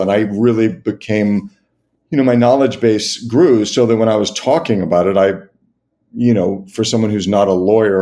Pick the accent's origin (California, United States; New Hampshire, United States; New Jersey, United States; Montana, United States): California, United States; Los Angeles; I grew up in Los Angeles